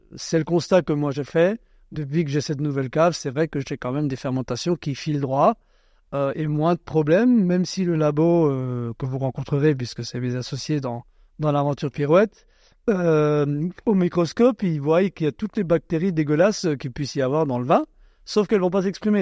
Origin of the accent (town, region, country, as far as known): Alsace, Grand Est, France